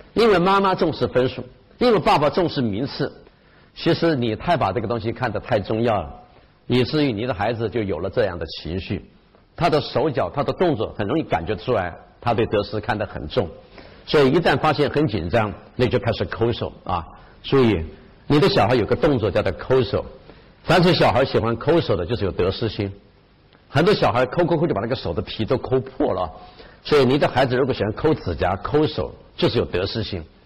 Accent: China; also born or lived in Japan; 我们中国人

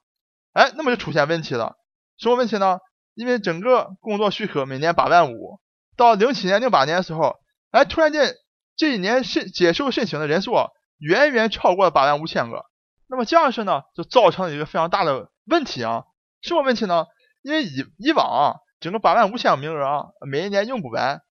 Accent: Dalian, Liaoning, China; accent: Dalian; 下面就请大家一起跟我进入咱们大连话世界第五十七期节目

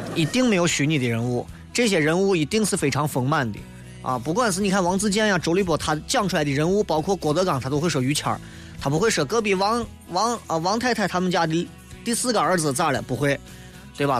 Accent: China; 我们中国人

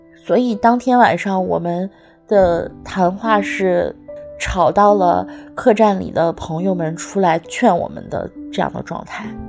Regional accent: Sichuan, China; now in Beijing, China; 我是四川人，今年三十五岁，生活在北京，目前从事的职业是品牌营销

